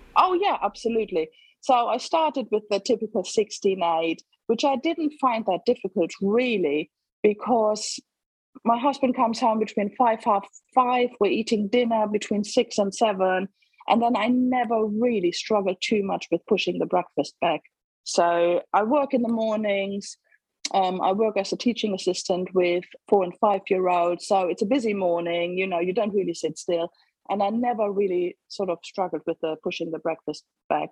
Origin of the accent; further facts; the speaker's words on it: Germany; moved away as an adult; now in England, United Kingdom; I was born in Germany and lived there for the first 28 years, roughly, of my life. And then met an English bloke and moved to England for love